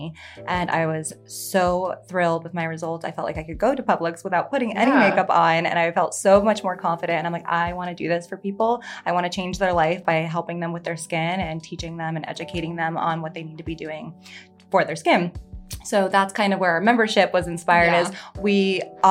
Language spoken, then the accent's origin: English; Florida, United States; growing up in Florida